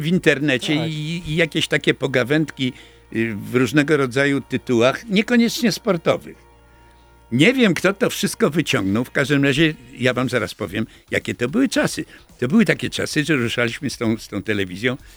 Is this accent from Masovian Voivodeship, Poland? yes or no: no; Lublin, Lublin Voivodeship, Poland; wychowaliśmy się w jednej dzielnicy z Andrzejem Mazurem. On chłopak z Narutowicza, a ja chłopak z Konopnickiej